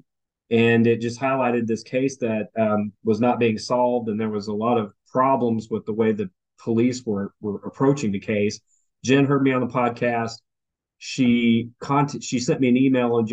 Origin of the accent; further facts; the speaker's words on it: near Portland, Oregon, United States; now in Arkansas, United States; I'm based in Arkansas, but I actually am from the Northwest. I grew up near Portland